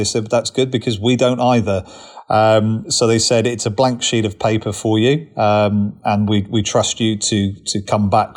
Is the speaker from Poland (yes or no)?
no; Cornwall, South West England, United Kingdom; moved away as an adult; now in Richmond, United Kingdom; born and bred in Cornwall originally